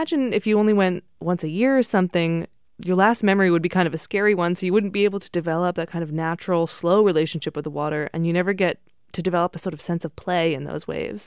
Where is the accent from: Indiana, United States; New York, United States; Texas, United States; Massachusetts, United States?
Massachusetts, United States; Nantucket; moved away; I grew up on Nantucket, which is an island off Cape Cod, Massachusetts